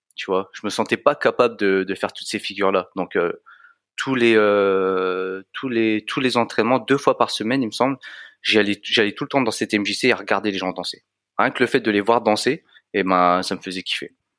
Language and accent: French; France; je suis né en France, mes parents sont immigrés